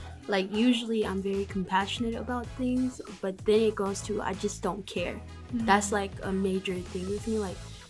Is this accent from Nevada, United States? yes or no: no; Atlanta, Georgia, United States; name's …. I'm 14. I go by all pronouns, but I'm female. And I'm from Atlanta.